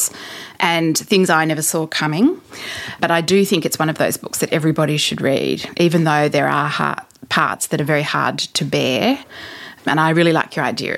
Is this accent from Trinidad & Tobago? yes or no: no; Australia; being an Australian